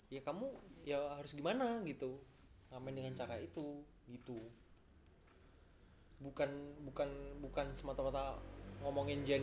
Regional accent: Cilegon, Banten, Indonesia; gue zaman SMA di Cilegon di Cilegon ya

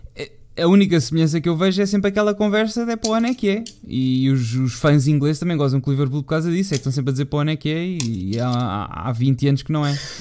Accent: Lisbon, Portugal; eu sou de Lisboa

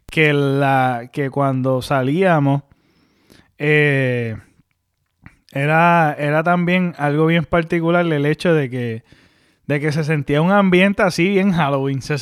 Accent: Mayagüez, Puerto Rico; San José, para lo que me están escuchando, es donde nosotros nos criamos en Mayagüez. Es una urbanización.

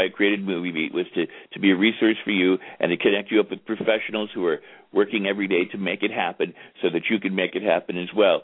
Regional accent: Los Angeles, California, United States; growing up in Hollywood with these guys

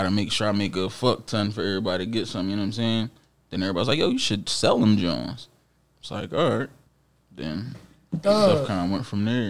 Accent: Jamaica; I'm Jamaican for sure.

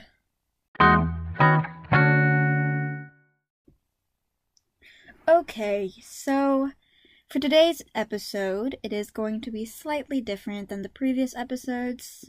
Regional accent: United States; Both of my parents are full Filipino, meaning I'm full Filipino, but I was raised here in America

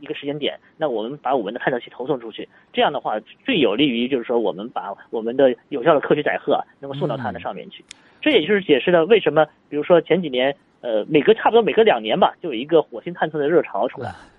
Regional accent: China; 这些东西都是我们中国人所需要采集的一些数据

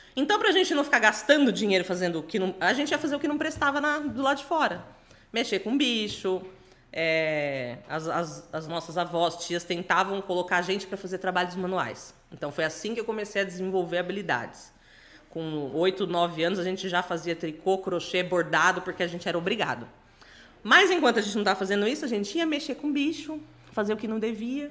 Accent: Pederneiras, São Paulo, Brazil; now in São Paulo, Brazil; no Distrito Industrial de Pederneiras, que é a cidade onde eu nasci

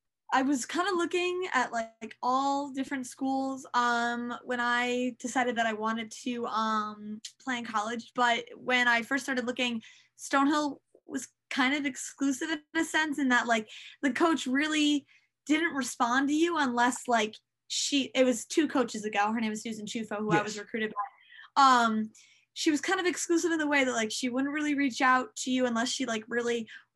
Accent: Fayetteville, North Carolina, United States; born there; Oh, I was born in Fayetteville, North Carolina.

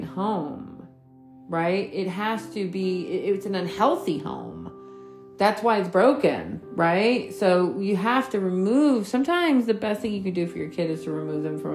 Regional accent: New York, United States; I grew up in New York

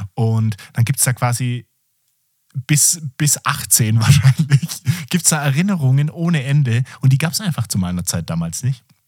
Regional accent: Southern Germany, Germany; bin ich aus dem Süden Deutschlands

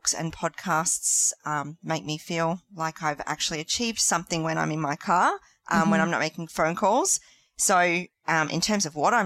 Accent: Gold Coast, Queensland, Australia; I am a Gold Coaster in Queensland.

